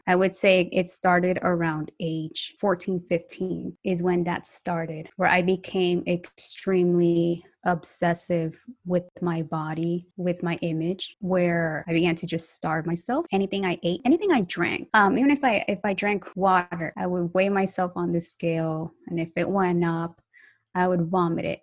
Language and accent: English; United States; also born or lived in Colombia; now in Atlanta, United States; was raised in the United States